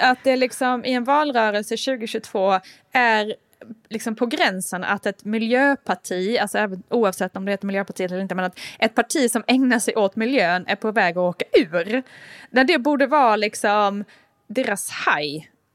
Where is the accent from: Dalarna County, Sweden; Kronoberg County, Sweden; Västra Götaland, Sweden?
Kronoberg County, Sweden; Älmhult; now in Stockholm, Sweden; där jag är uppvuxen till exempel, Älmhults kommun